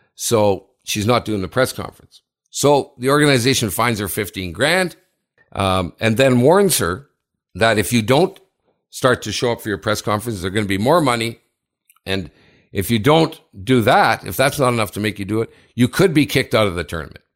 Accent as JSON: {"language": "English", "town": "Sudbury", "region": "Ontario", "country": "Canada", "tie": "born or raised there", "said": "Sudbury, my hometown"}